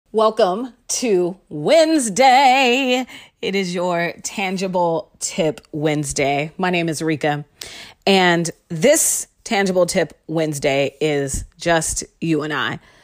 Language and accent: English; Seattle, Washington, United States; I'm from Seattle